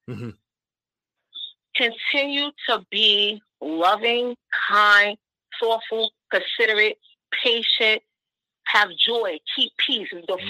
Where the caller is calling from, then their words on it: Brooklyn, New York, United States; Hi, this is … calling from Brooklyn.